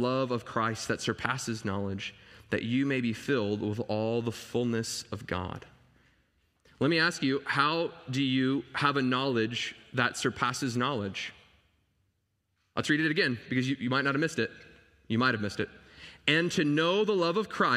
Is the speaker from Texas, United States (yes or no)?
yes; Dallas, Texas, United States; I grew up in Dallas, Texas